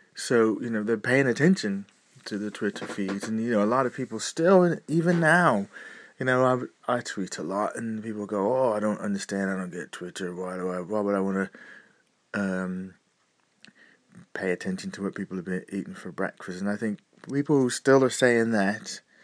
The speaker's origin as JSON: {"language": "English", "country": "United States", "moved": "yes", "said": "being a displaced American that I am, I have a eye across the sea to see what's going on over in my home country"}